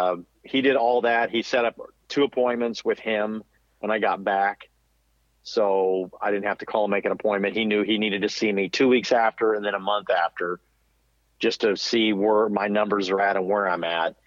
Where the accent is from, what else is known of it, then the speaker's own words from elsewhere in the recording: Missouri, United States; I'm from Missouri